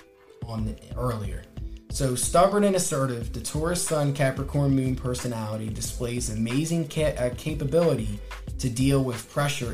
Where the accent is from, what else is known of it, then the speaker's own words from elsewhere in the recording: Wilmington, Delaware, United States; also born or lived in Newark, Delaware; I'm from Wilmington, Delaware